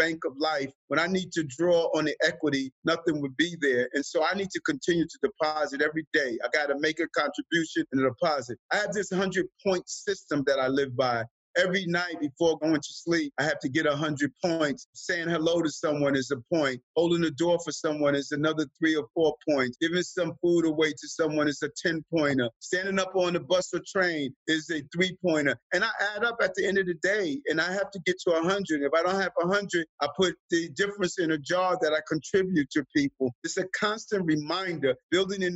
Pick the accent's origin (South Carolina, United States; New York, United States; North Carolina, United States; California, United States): New York, United States; New York City; also born or lived in Queens, New York; I was born in Brownsville, Brooklyn